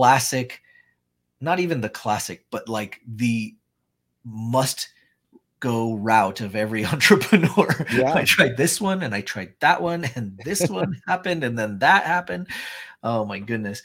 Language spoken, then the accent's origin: English; Utah, United States; I'm from Utah